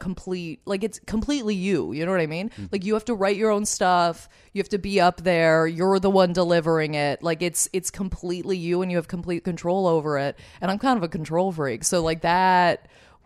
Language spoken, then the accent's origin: English; Lindsay, Ontario, Canada; I grew up in Lindsay, Ontario